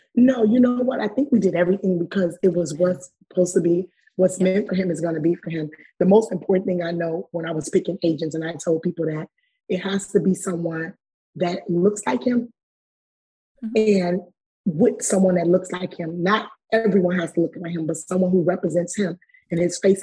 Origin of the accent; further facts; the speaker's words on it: Chicago, Illinois, United States; we're coming from Chicago